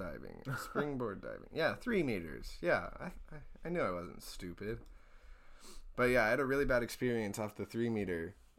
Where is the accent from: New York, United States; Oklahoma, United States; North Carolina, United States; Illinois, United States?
Oklahoma, United States; So, like I said, Oklahoma did not have diving. I am from Oklahoma.